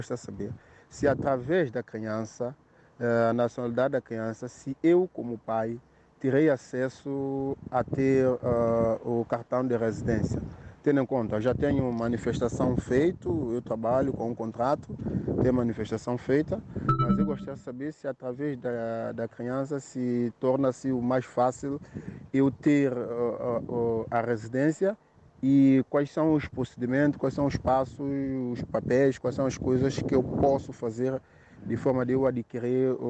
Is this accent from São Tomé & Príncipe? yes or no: yes; São Tomé & Príncipe; moved away as an adult; now in Portugal; sou santomense, eh, estou em Portugal, ah, vou fazer dois anos aqui em Portugal.